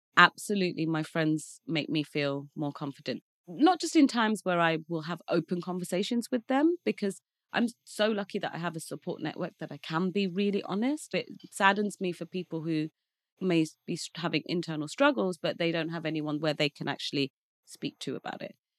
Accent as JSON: {"language": "English", "town": "Leicester", "region": "East Midlands", "country": "United Kingdom", "tie": "born or raised there", "moved": "as an adult", "lives_now": "London, United Kingdom", "said": "I'm from London, as you said, but I grew up in a small town called Leicester"}